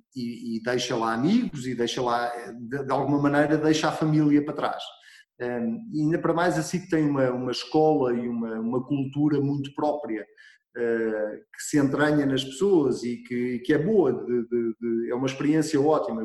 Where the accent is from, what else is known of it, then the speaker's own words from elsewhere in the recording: Arrabal, Centro, Portugal; eu sou de uma freguesia muito pequenina e hum, que se chama Arrabal